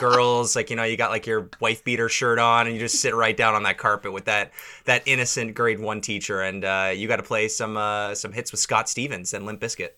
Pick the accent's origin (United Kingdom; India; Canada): Canada; Toronto, Ontario; we're from Toronto